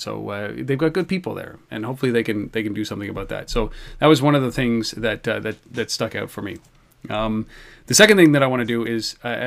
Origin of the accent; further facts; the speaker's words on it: Canada; I'm Canadian